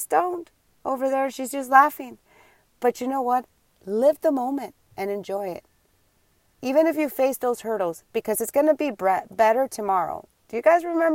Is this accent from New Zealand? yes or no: no; Puerto Rico; also born or lived in New York; now in Tampa, United States; Tampa is not where I'm from. I was born and raised in New York, and then I was raised 14 years in Puerto Rico when my mom decided to move us to Puerto Rico